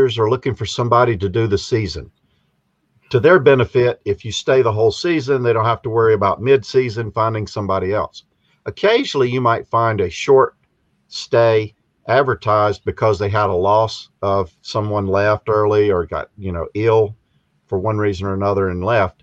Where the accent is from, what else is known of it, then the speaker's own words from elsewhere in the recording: South Carolina, United States; moved away as an adult; also born or lived in Pennsylvania; I'm originally from South Carolina